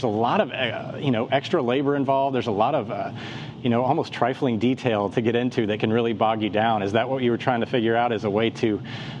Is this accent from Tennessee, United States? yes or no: yes; Nashville, Tennessee, United States; So Nashville's my hometown, a lot of experience.